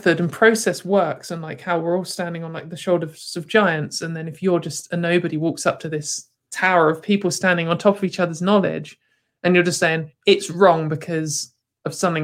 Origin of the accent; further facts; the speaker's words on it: United Kingdom; as a British person, I've grown up for most of my life looking at America